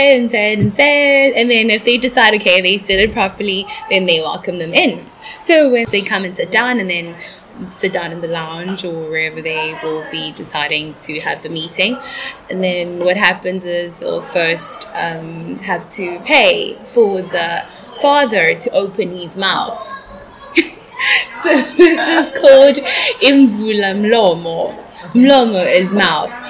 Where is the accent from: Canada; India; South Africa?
South Africa; moved away; I'm from South Africa. My family is Swati. Well, we originate from Swaziland, but my parents were born in South Africa.